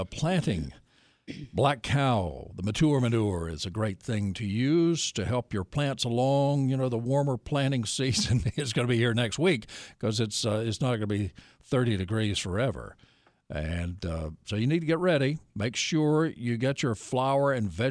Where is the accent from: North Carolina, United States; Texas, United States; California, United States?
North Carolina, United States; Nashville; I grew up in Nashville